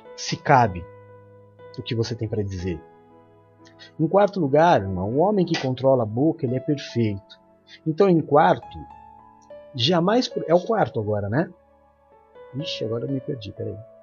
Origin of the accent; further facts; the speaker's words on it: São Paulo, Brazil; Quando eu era criança pequena na Zona Leste, nasci na Zona Leste de São Paulo